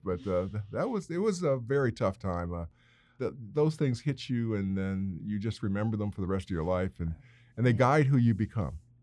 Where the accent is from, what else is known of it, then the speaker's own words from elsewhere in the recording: Indiana, United States; my home state of Indiana. Now, remember when I was, uh, sixteen, I wanted to get out of Indiana